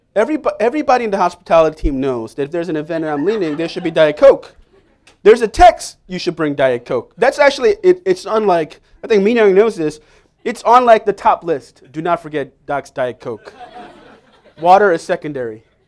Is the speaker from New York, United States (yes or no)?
yes; New York City, New York, United States; moved away as an adult; now in Staten Island, United States; I grew up in Manhattan, Upper West Side